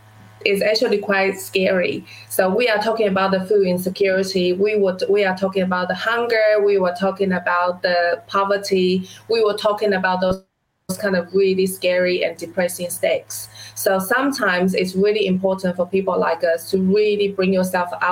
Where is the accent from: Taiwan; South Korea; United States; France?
Taiwan; now in New Zealand; as a child growing up in Taiwan in a small village, I would never imagine that I would be sitting in New Zealand running my own business for the past 13 years